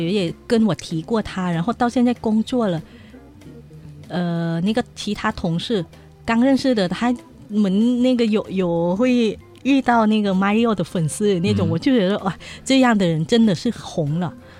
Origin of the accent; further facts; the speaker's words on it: Beijing, China; 我是北京的嘛，北京